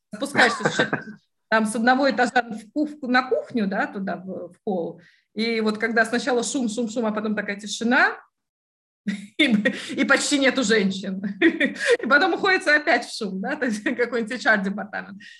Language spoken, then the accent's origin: Russian; Latvia; now in United Kingdom; я же вы, выросла в Европе